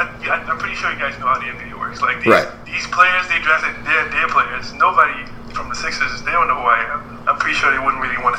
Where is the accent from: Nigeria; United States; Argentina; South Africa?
Nigeria; Because I'm Nigerian.